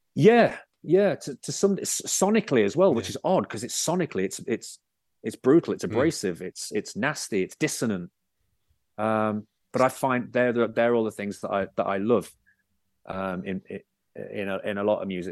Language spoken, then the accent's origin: English; Bootle, North West England, United Kingdom; I was born in Bootle